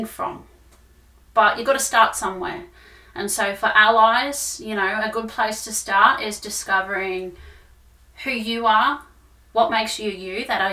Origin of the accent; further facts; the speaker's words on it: Darug country, New South Wales, Australia; Darug country. That's my home. That's my land, my connection to my people.